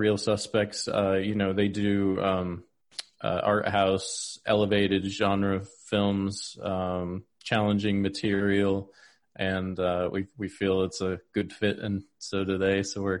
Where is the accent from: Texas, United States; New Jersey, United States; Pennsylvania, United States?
Pennsylvania, United States; Yeah, I grew up in Pennsylvania in the forest fields and farms of Pennsylvania.